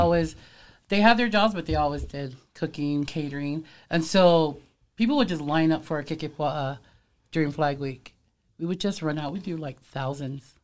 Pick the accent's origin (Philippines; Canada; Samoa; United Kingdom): Samoa; moved away; we're Samoan, but growing up in Samoa, my mom's family, they would, they had a bakery too